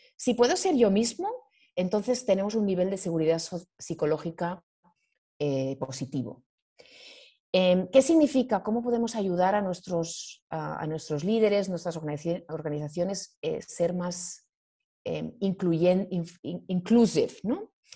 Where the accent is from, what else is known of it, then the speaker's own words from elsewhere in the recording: Spain; moved away as an adult; also born or lived in Asia; yo soy, soy española